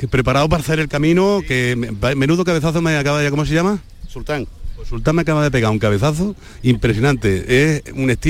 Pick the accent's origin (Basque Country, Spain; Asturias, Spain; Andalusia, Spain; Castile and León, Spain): Andalusia, Spain; Marmolejo; Yo soy de Marmolejo.